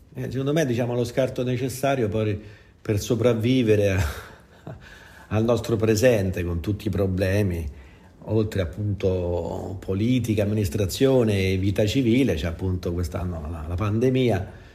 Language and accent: Italian; Formia, Lazio, Italy; io sono di Formia, originario